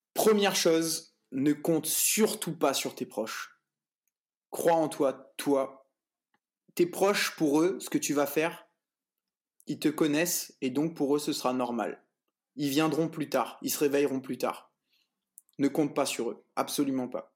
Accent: Réunion; moved away as an adult; also born or lived in Saint-Pierre, Réunion; now in France; je suis réunionnais

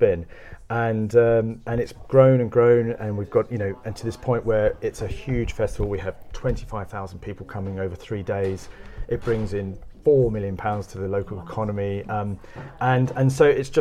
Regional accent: London, United Kingdom; moved away; I grew up in South London

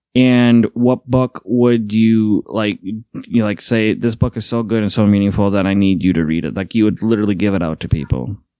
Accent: Midwest, United States; Midwesterners, we just don't leave

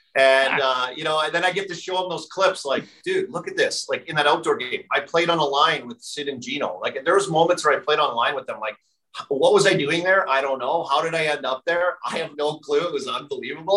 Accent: Saskatoon, Saskatchewan, Canada; I'm from Saskatoon

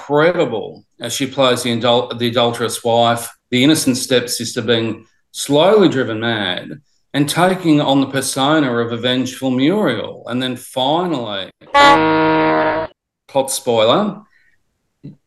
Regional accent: Australia; growing up in Australia

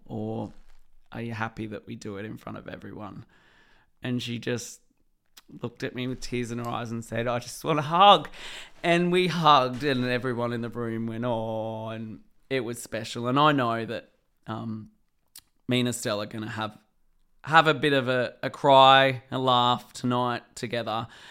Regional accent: Sydney, New South Wales, Australia; also born or lived in Blue Mountains; Western Sydney, where I grew up, the Hawkesbury and South West Sydney

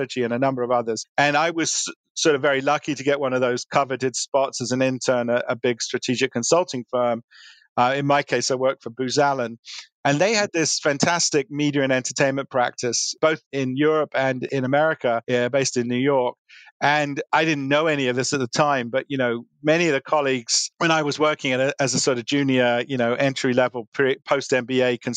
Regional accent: London, United Kingdom; moved away; when I was growing up in London, I'm a product of suburban London

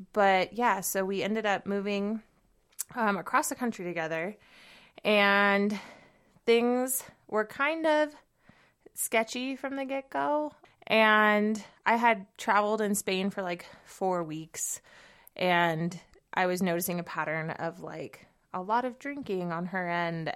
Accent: Southern California, United States; moved away as an adult; also born or lived in Seattle / San Francisco; now in Bozeman, United States; I'm actually originally from California. um, SoCal

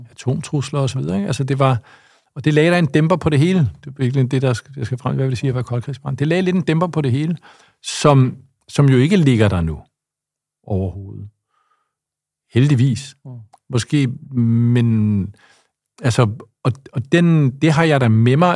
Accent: Lyngby, Capital Region of Denmark, Denmark; also born or lived in Copenhagen; jeg voksede op i Lyngby og har gået på folkeskole i Lyngby

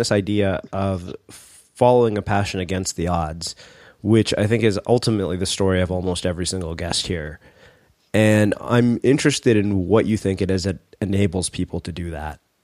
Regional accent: United States; grown up as an Indian American

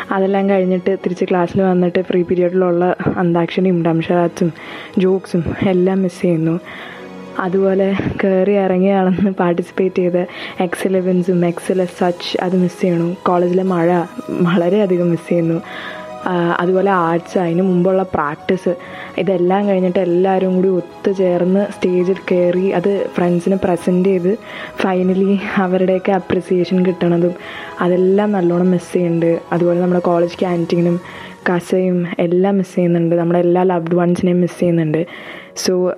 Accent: Ernakulam, Kerala, India; ഞാൻ എറണാകുളത്തു നിന്നാണ്

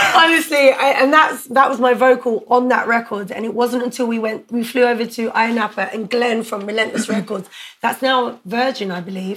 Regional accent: London, United Kingdom; I grew up in Brixton, I wasn't from Battersea

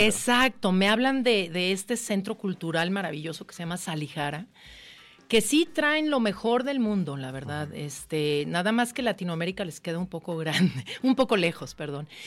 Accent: Jalisco, Mexico; es mi tierra y es un homenaje a mi tierra y a mis memorias

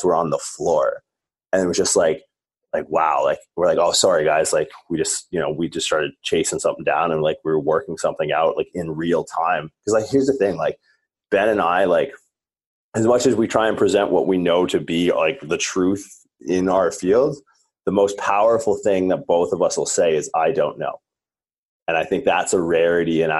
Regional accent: Southwestern Ontario, Canada; being like a Canadian from Southwestern Ontario

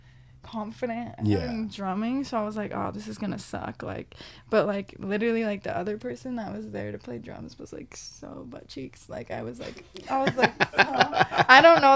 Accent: Corona, California, United States; when I grew up in Corona

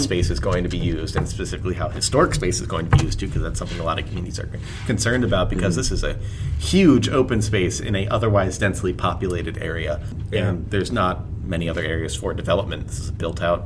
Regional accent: Camp Hill, Pennsylvania, United States; we grew up in Camp Hill

